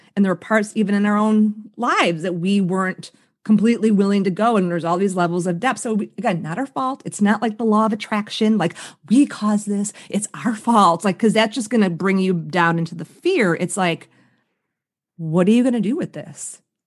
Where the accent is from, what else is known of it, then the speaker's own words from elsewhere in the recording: Chicago, Illinois, United States; I grew up on the South Side of Chicago